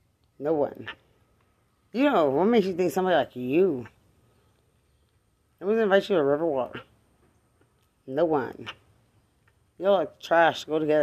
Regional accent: Texas, United States; You saw me in Bexar County. I'm from Lubbock County.

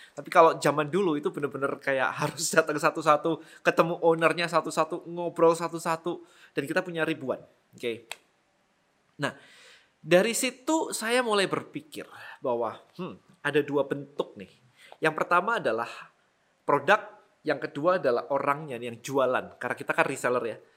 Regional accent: Malang, East Java, Indonesia; di kota saya di Malang nggak ada sama sekali jadi kalau mau beli suplemen saya harus ke Surabaya

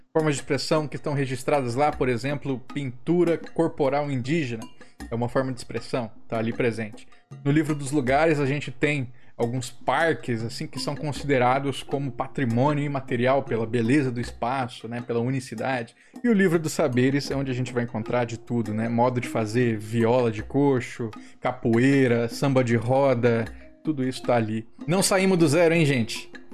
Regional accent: Rio de Janeiro, Brazil; Nascida e criada

